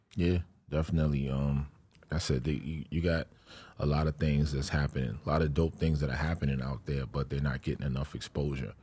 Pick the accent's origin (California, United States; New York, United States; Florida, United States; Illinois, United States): New York, United States; New York City; she's from my home, from my hometown too